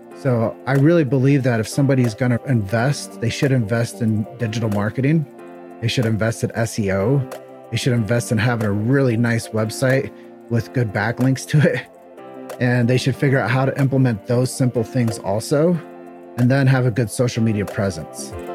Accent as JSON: {"language": "English", "town": "Davenport", "region": "Iowa", "country": "United States", "tie": "born or raised there", "also_born_or_lived": "Chicago", "moved": "as an adult", "said": "Grew up in Davenport, Iowa. Uh, it's where I was, thirty years of my life was spent"}